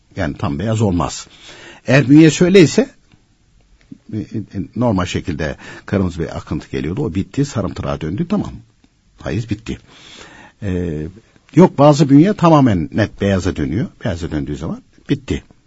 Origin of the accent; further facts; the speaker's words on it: Başarakavak, Konya, Turkey; moved away; also born or lived in Gönen / Istanbul; benim köyün ismi Başar Kavak.